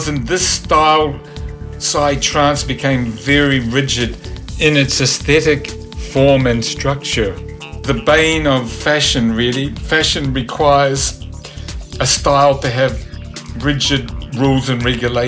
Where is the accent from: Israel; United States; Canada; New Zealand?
New Zealand; moved away; I'm originally from New Zealand. I'd been involved with punk groups and rock and roll in the 70s there